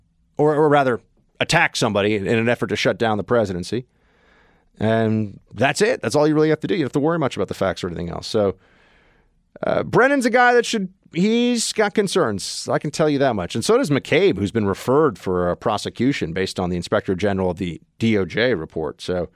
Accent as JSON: {"language": "English", "country": "Canada", "said": "I got a scratchy voice. I'm from Canada."}